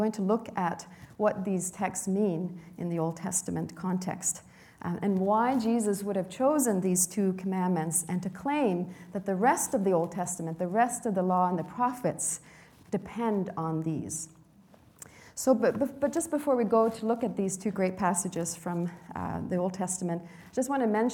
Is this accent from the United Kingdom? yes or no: no; Sweden; now in Canada; the hometown where I was born in Sweden